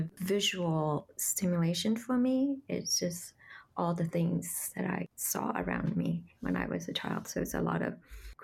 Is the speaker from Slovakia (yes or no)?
no; Vietnam; now in New York City, United States; I grew up in Vietnam and we lived in a small town.